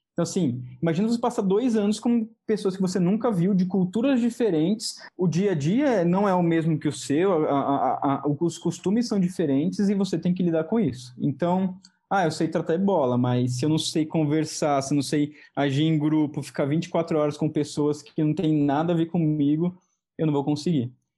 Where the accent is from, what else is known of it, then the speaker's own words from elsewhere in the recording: São Paulo, Brazil; also born or lived in Rio de Janeiro; sou de São Paulo